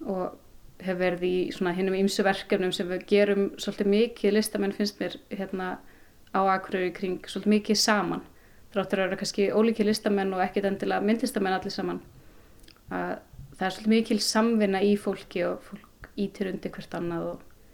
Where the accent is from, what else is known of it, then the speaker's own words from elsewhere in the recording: Akureyri, Northeastern Region, Iceland; also born or lived in Reykjavík / Hvolsvöllur / Denmark; Ég er hérdan frá Akureyri og uh, eh, ólst aðeins upp sem sagt fætt í Reykjavík og ólst aðeins upp á Kvólsvöldi en öll mín fjölskylda híðan